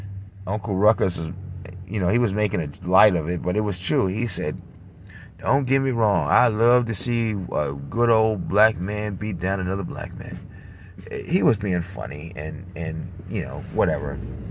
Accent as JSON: {"language": "English", "region": "New York", "country": "United States", "said": "Thank God I'm older. I got thicker skin. I'm from New York. I don't give a shit."}